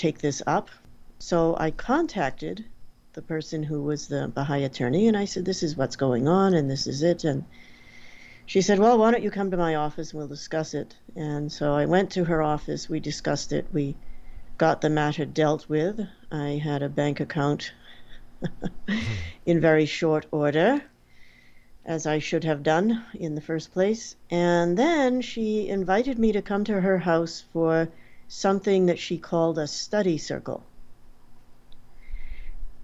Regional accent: Portsmouth, New Hampshire, United States; I grew up in Portsmouth, New Hampshire.

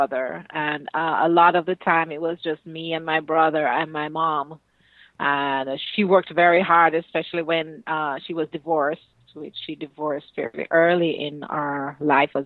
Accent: Kingston, Jamaica; also born or lived in St. Ann, Jamaica; I grew up in Kingston, Jamaica, and also in St. Anne, which is on the north coast of Jamaica. We moved a lot

